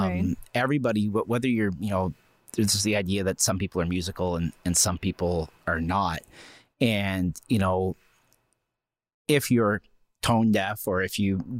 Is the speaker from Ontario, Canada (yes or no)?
yes; Strathroy, Ontario, Canada; Like I'm not from Huron County originally.